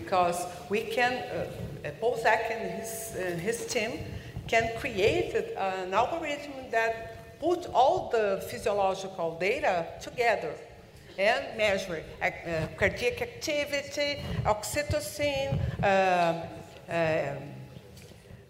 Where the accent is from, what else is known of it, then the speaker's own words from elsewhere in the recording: Brazil; English is a second language; I'm a Brazilian and I'm English